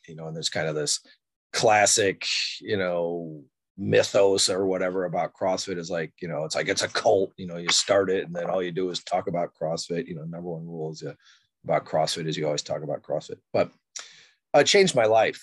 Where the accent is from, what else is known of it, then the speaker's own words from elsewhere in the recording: Elk Grove Village, Illinois, United States; also born or lived in Wood Dale, Illinois; now in Elmhurst, United States; I was born in Elk Grove Village at uh, Alexian Brothers Hospital